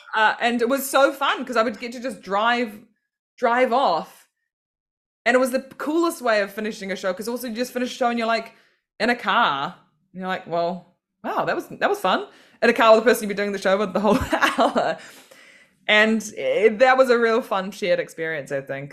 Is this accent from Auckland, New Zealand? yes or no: yes; Auckland, New Zealand; moved away as an adult; now in London, United Kingdom; growing up in New Zealand